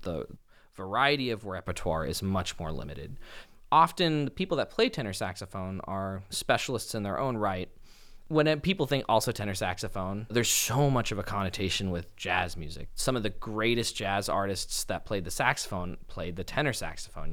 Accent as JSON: {"language": "English", "town": "Los Angeles", "region": "California", "country": "United States", "tie": "born or raised there", "said": "growing up in Los Angeles"}